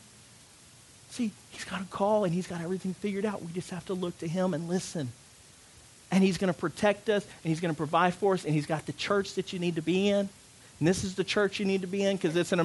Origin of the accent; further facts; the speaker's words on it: United States; moved away; also born or lived in Louisiana; I'm from Arkansas and Louisiana